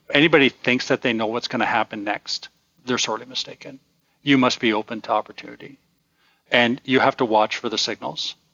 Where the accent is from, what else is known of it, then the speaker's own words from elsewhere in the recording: Toronto, Ontario, Canada; they would have found us exotic and interesting that when we say we're from Toronto